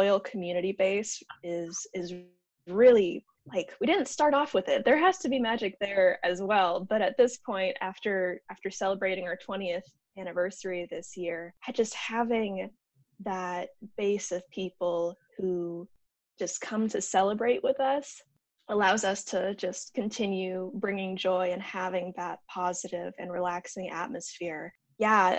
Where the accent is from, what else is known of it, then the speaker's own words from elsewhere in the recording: Lincoln, Nebraska, United States; I grew up in Lincoln. I was born and raised here.